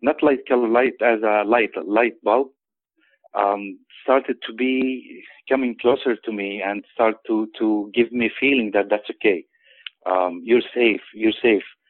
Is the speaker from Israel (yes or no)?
yes; Nazareth, Northern District, Israel; also born or lived in Florence, Italy / Chicago, Illinois / San Francisco; now in Sacramento, United States; I was born in Nazareth, Israel, in the Holy Land.